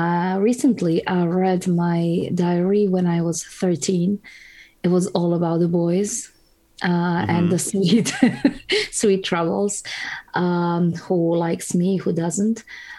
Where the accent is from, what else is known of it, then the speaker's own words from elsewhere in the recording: Croatia; Well, it was modest.